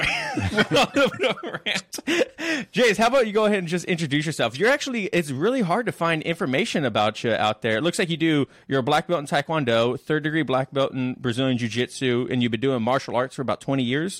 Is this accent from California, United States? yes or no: no; Las Vegas, Nevada, United States; now in Washington State, United States; I'm originally from Las Vegas, and in Vegas we don't drink tap water because it's like super hard mineral water